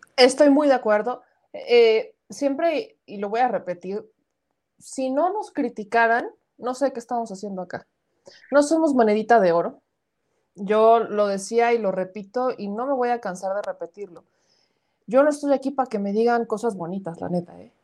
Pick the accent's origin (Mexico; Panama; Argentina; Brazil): Mexico; Puebla; A veces dicen que parezco del norte, no, soy poblana